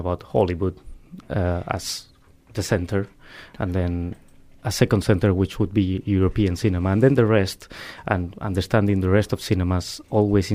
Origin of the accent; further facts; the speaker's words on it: Spain; English is a second language; moved away; I am originally from Spain, so I always have this struggle with English